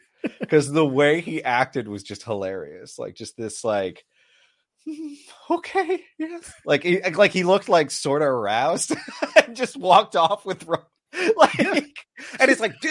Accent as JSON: {"language": "English", "country": "Canada", "said": "we're Canadian."}